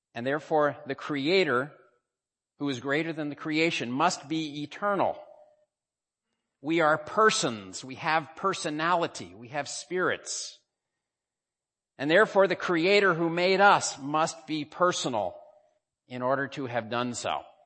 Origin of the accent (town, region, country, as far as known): United States; now in Hong Kong